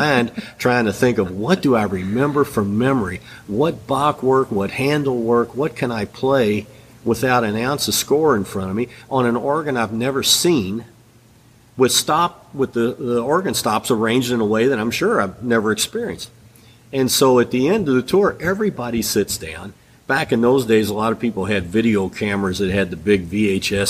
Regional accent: United States; I'm from the United States

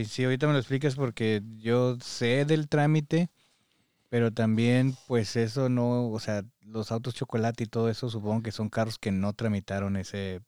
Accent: Parras de la Fuente, Coahuila, Mexico; born or raised there; now in United States

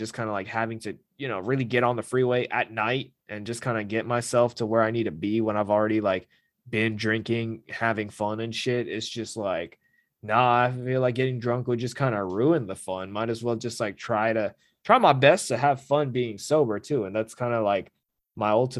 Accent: California, United States; the people know I'm from California

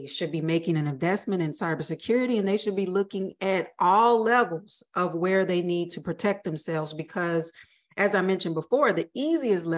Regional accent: the South, United States; I'm from the South

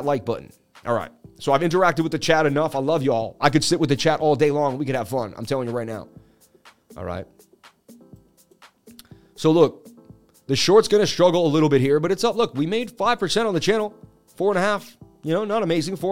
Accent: Boston, Massachusetts, United States; I'm from Boston, Mass

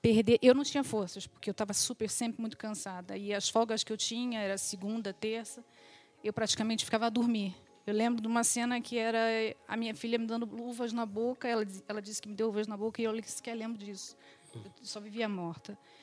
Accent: Rio de Janeiro, Brazil; moved away as an adult; now in Portugal; sou do Rio de Janeiro, sou filha de imigrantes

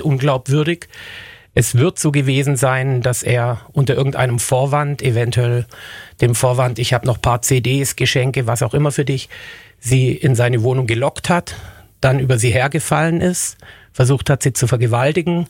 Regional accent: Germany; uns in Deutschland

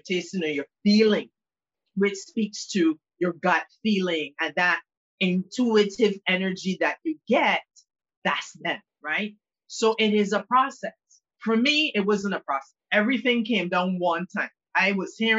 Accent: Barbados; I was born in Barbados, and the island where I am right now, and the island is predominantly Anglican

